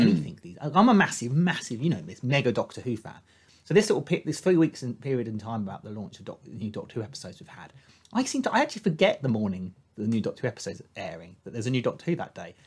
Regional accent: United Kingdom; as a Brit

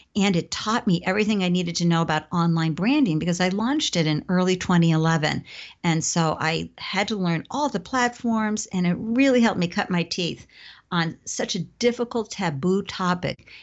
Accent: Southern Maine, Massachusetts town, New England, United States; I grew up in a New England, Southern Maine, Massachusetts town, middle class

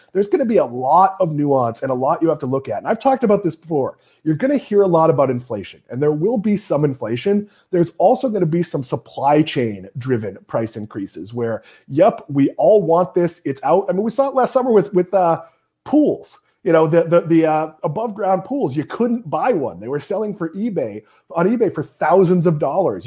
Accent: New England, United States; now in Florida, United States; here in Florida, uh, being from New England

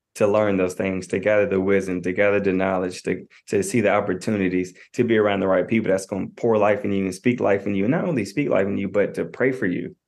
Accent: Knoxville, Tennessee, United States; I'm a twenty-eight-year-old I'm from Knoxville, Tennessee.

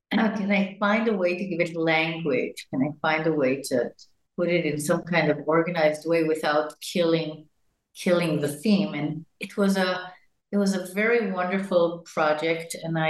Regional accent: Jerusalem, Jerusalem District, Israel; I was born in Jerusalem to parents that came from the United States in the 40s, to Palestine, to then Palestine as Zionists. And I grew up in a very non-Orthodox

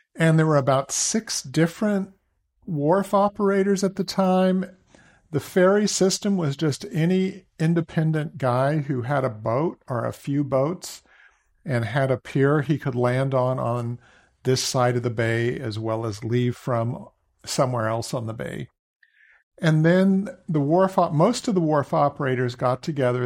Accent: Walnut Creek, California, United States; also born or lived in Boston; I grew up in Walnut Creek

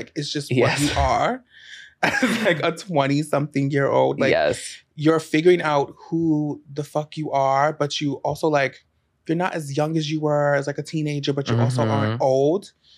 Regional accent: Baltimore, Maryland, United States; moved away as an adult; now in New York, United States; I literally had just moved back to Baltimore where I'm from. From New York.

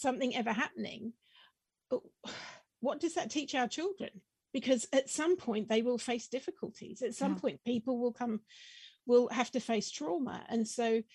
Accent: Wellington, New Zealand; I grew up in New Zealand. My teenage years were spent in Wellington, bottom of the North Island.

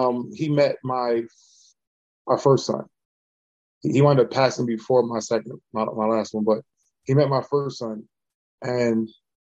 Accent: Baltimore, Maryland, United States; I'm from Baltimore

